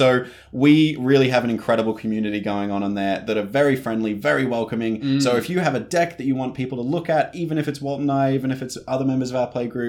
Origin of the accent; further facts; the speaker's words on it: England, United Kingdom; accent: Northern English; Northern English accent. Yeah, yeah. Well, this is the thing. I am from England, so the only family that I have in Australia